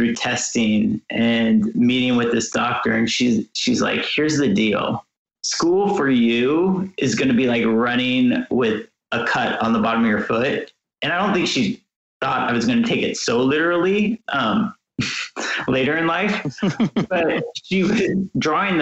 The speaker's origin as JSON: {"language": "English", "town": "Portland", "country": "United States", "tie": "born or raised there", "said": "I was growing up in Portland."}